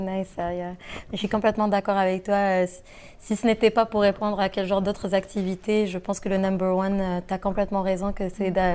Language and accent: French; Algeria; moved away; Je viens de l'Algérie